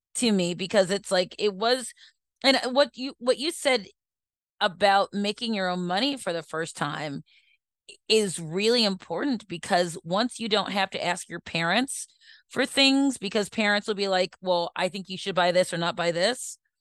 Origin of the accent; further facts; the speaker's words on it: Baltimore, Maryland, United States; we were raised in Northwoods, so we went to Towson before it was, like, really, really big